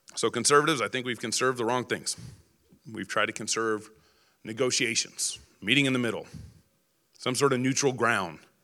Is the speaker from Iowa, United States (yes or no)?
no; Texas, United States; now in Idaho, United States; I grew up in Texas